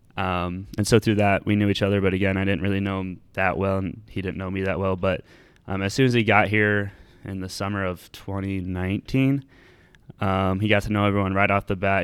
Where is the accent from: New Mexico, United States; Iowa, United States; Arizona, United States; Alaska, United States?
Iowa, United States; Ames; I've lived in Ames most of my life